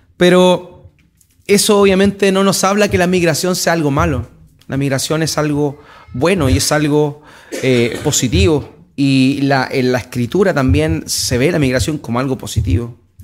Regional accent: Antofagasta, Chile; Estamos en Antofagasta, nos consideramos antofagastinos, yo igual me considero antofagastino.

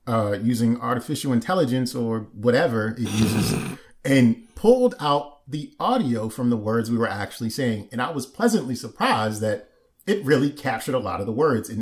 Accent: Maryland, United States; I'm from Maryland

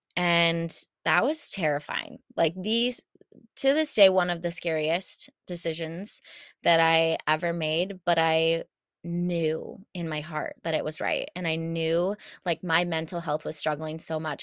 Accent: Champaign, Illinois, United States; I moved back home to Champaign

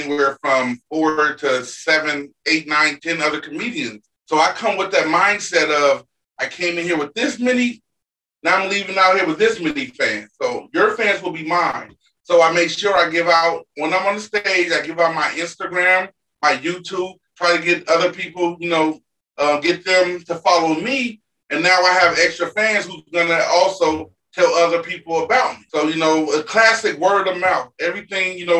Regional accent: Chicago, Illinois, United States; we're from the same city. We're both from Chicago

